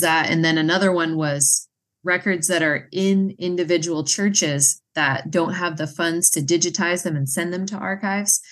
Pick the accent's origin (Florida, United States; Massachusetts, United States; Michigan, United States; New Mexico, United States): Massachusetts, United States; moved away; I'm originally from Massachusetts